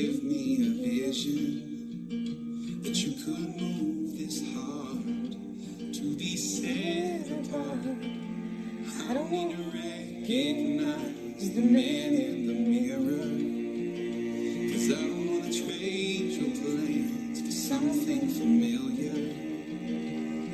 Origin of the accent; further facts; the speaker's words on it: hometown hit by Hurricane Harvey, Texas, United States; my hometown